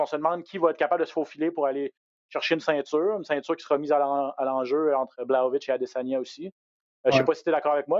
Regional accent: Quebec, Canada; chez nous au Québec

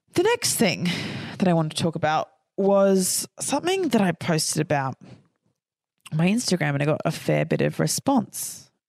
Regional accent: Queensland, Australia; I'm from Queensland.

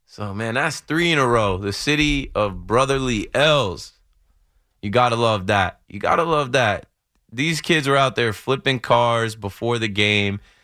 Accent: Jersey City, New Jersey, United States; we're from Jersey City area

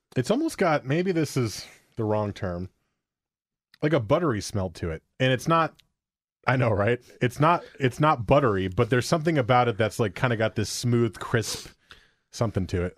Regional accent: New Jersey, United States; now in Portland, United States; where I grew up in New Jersey

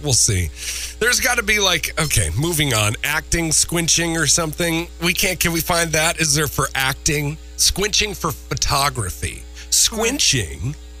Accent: Minnesota, United States; moved away; They're so smart up there in my home state.

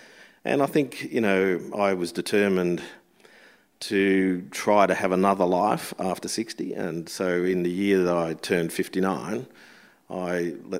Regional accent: Brisbane, Queensland, Australia; moved away as an adult; also born or lived in Sydney; my mum, a German refugee, had his family in Brisbane, so we went back there and she raised us there.

